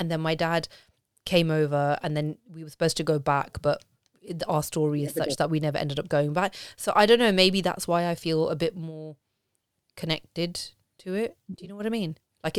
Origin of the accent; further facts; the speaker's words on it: Punjab, India; you know, I'm Punjabi Indian like you, and it was a big deal for me to get married to my husband